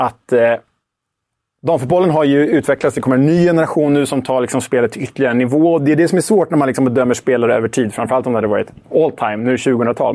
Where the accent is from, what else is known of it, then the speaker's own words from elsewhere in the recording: Sweden; som svensk